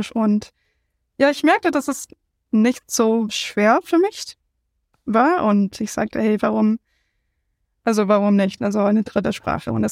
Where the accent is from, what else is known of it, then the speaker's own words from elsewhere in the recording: United States; German is a second language; ich bin …, ich komme aus den USA, wo viele Leute eigentlich einsprachig sind, aber nicht ich